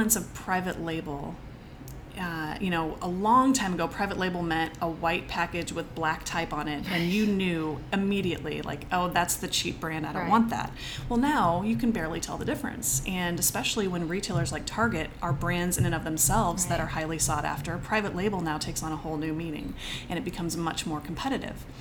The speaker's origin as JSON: {"language": "English", "town": "St. Louis", "region": "Missouri", "country": "United States", "said": "I'm from St. Louis"}